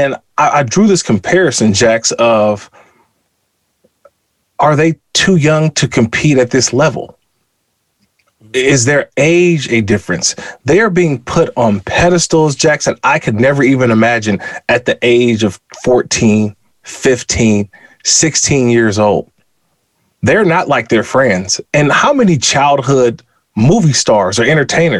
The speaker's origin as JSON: {"language": "English", "region": "California", "country": "United States", "tie": "born or raised there", "moved": "as an adult", "said": "I played high school, college, my first 5 years in the NFL. I had never left California."}